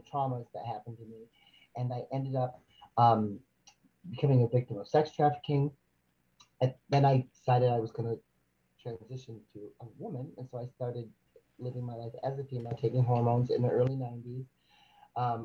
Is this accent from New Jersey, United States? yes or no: no; Michigan, United States; also born or lived in Chicago, Illinois; I was born in 1970 in Chicago. When I was 3 years old, my mother, who is white, and was killed by my stepfather. So my brother and I went to Michigan